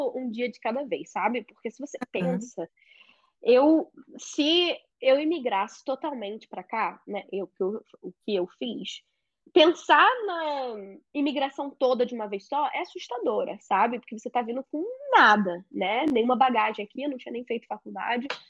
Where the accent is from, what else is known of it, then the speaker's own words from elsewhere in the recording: Rio de Janeiro, Brazil; moved away as an adult; now in United States; sou carioca, moro nos Estados Unidos